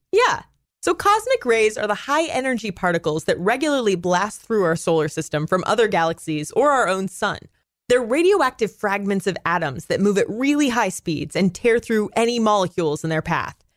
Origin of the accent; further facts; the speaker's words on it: Pacific Northwest, United States; moved away; I come from the Pacific Northwest, it rains fifty percent of the time there